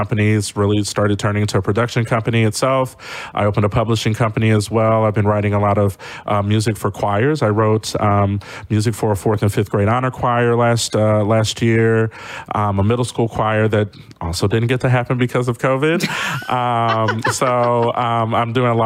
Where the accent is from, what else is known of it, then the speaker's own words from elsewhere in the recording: St. Louis, Missouri, United States; I was raised in West County of St. Louis in a time where there weren't many Black families out there.